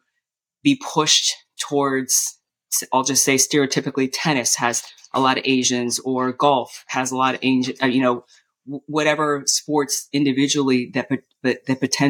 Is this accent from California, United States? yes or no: yes; Southern California, United States; I was born and raised here in Southern California